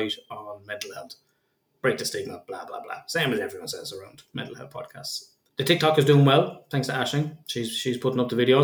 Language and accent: English; Kildare, Leinster, Ireland; I'm from Kildare, which is full of horses, and my father was a jockey